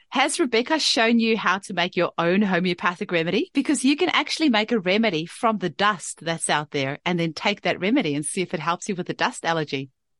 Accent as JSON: {"language": "English", "town": "Paarl", "region": "Western Cape", "country": "South Africa", "moved": "yes", "lives_now": "Perth, Australia", "said": "here in Perth where I am, it's very, very flat. And I come from South Africa originally, where in the Paarl Valley, where we've got beautiful mountains. And then I've moved here to Perth where we have no mountains."}